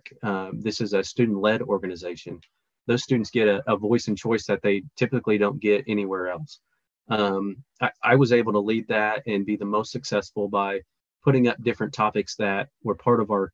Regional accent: Parsons, Kansas, United States; born and raised in Parsons

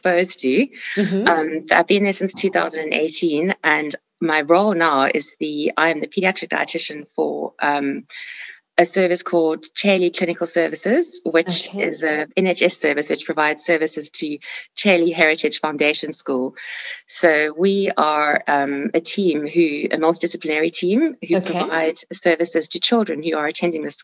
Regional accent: South Africa; moved away as an adult; now in United Kingdom; I am from South Africa, where I did my training

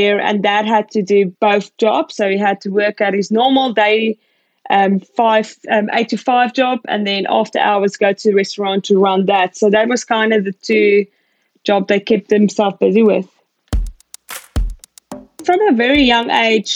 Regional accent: Pretoria, Gauteng, South Africa; moved away as an adult; also born or lived in East London, South Africa; now in Australia; I was born in East London. When I was about 2 years old, we moved up to Gauteng and to Pretoria. So that's where I went to primary school and high school

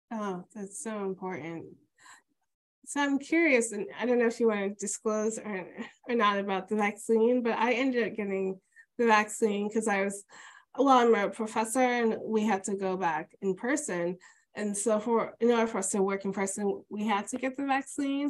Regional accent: New York City, New York, United States; as a New Yorker

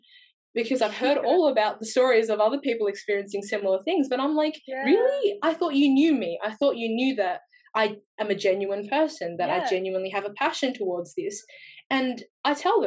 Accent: Australia; accent: Australian; first language English; But I grew up here, so my English is like fluent and somewhat of an accent, like Australian accent

